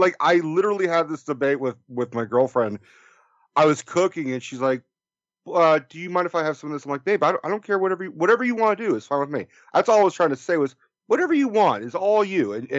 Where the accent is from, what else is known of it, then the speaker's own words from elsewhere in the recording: Oakland, California, United States; Well, I was born and raised in Oakland, California.